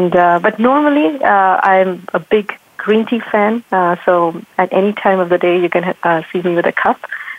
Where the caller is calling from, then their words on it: Livermore, California, United States; So I'm calling from Livermore, California.